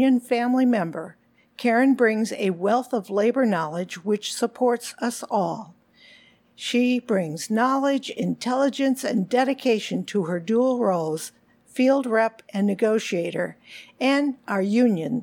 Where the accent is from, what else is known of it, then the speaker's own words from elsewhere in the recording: Buffalo, New York, United States; I was born in Buffalo, New York